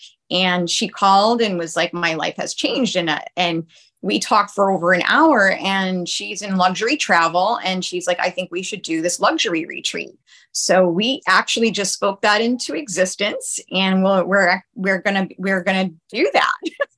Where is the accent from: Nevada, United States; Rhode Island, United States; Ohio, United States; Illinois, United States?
Rhode Island, United States; now in Tampa Bay, United States; Oh, I'm from Rhode Island, but it's too long.